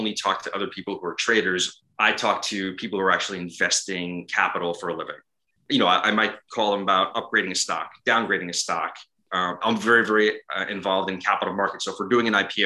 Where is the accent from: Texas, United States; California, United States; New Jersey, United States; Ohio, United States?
New Jersey, United States; Ridgefield Park; moved away as an adult; also born or lived in New York; I grew up in Richfield Park, New Jersey